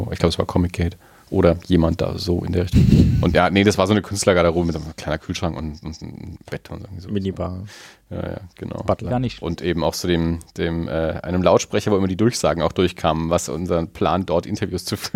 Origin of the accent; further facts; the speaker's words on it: Erlangen, Bavaria, Germany; born there; wir gebürtige Erlanger ja. sind